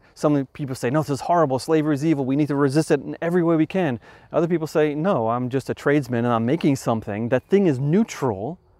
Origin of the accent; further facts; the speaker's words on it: New York, United States; For example, I come from New York.